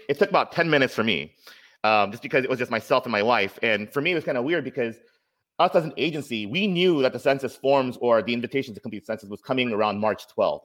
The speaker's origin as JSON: {"language": "English", "town": "Anchorage", "region": "Alaska", "country": "United States", "tie": "born or raised there", "moved": "yes", "lives_now": "Seattle, United States", "said": "I grew up in Anchorage, Alaska"}